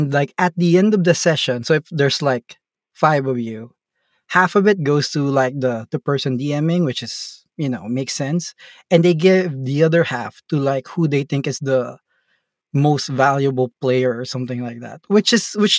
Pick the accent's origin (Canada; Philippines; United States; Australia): Philippines; I'm from the Philippines and we're in an island in the Philippines, not in the main city.